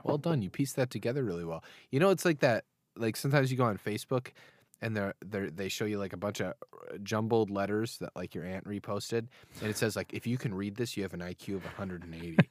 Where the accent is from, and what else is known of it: United States